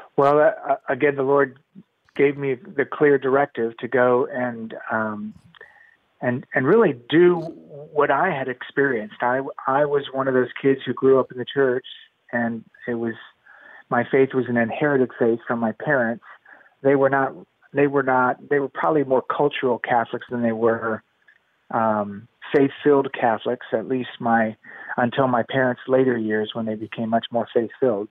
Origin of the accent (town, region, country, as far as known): Miami, Florida, United States; born or raised there; also born or lived in Colombia / Atlanta, Georgia